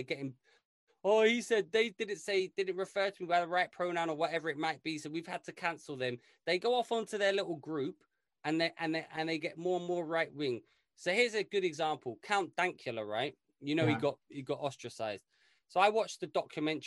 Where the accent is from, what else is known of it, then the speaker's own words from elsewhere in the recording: London, United Kingdom; I grew up in London where basically every one of us was from somewhere else